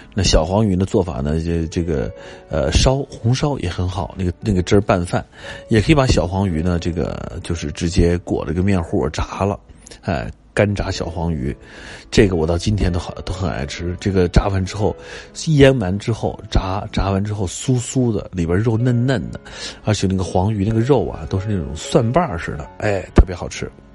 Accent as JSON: {"language": "Chinese", "region": "Beijing", "country": "China", "tie": "born or raised there", "also_born_or_lived": "Nanchang, Jiangxi", "said": "到六岁，啊，一九七七年，呃，来到了北京"}